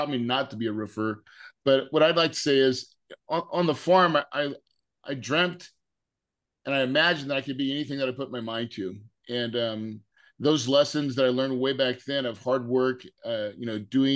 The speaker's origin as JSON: {"language": "English", "area": "the Ozarks", "region": "Missouri", "country": "United States", "tie": "born or raised there", "said": "I grew up in Missouri in the Ozarks"}